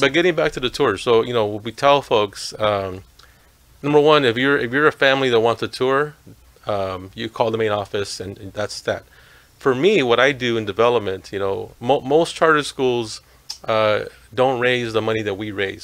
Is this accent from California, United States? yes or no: yes; Los Angeles, California, United States; also born or lived in Tijuana, Mexico; now in Santa Ana, United States; I was uh, raised in, in Lincoln Heights, Ch- Chavez Ravine